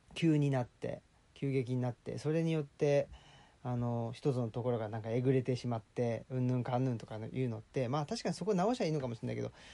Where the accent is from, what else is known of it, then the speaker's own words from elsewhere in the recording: Saitama, Japan; 埼玉っ子っていうことですけど